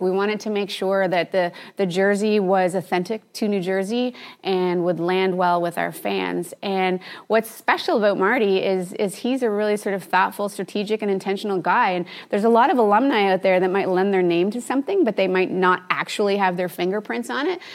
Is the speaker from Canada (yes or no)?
yes; Canada; I'm Canadian